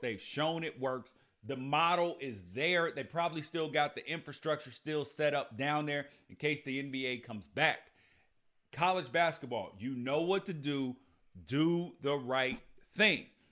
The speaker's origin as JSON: {"language": "English", "country": "United States", "said": "as American citizens"}